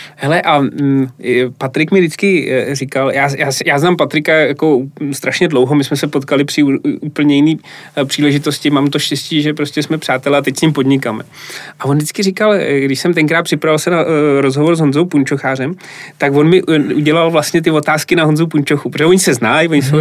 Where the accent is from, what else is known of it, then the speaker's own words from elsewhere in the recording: Plzeň, Plzeň Region, Czechia; moved away; also born or lived in Brno / London; já jsem Plzeň